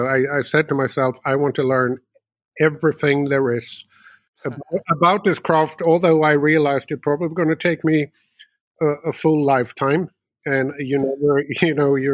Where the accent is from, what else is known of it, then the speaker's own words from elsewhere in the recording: Uppsala, Uppsala County, Sweden; also born or lived in United States; born and raised in Sweden, although I had a few years over in America and been moving around a little bit, but always sort of found my way back to my hometown, which is Uppsala, Sweden